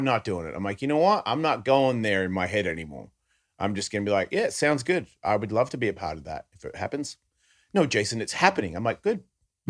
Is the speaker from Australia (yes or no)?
yes; Australia; Yeah, I can't do that guy. I'm Australian.